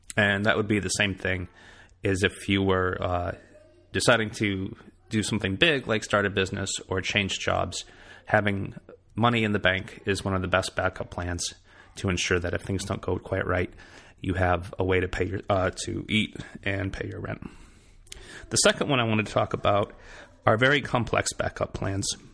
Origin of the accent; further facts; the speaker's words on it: Michigan, United States; moved away as an adult; also born or lived in Boston; now in South Carolina, United States; from my hometown in Michigan